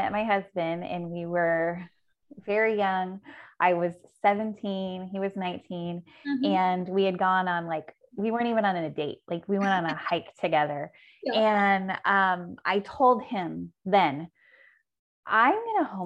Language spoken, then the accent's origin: English; a small town in Southern California, United States; a small town in Southern California. Those do exist. And so that school, I didn't even go to the high school, but we only had one high school in that town